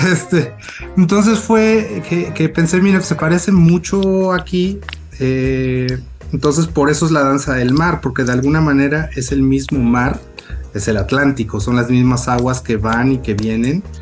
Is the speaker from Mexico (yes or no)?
yes; Córdoba, Veracruz, Mexico; also born or lived in Xalapa; now in Mexico City, Mexico; yo nací en Córdoba, nacido y criado en Córdoba